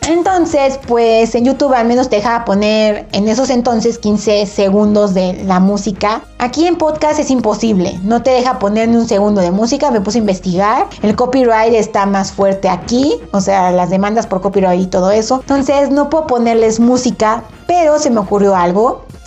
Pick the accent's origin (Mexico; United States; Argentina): Mexico; soy mexicana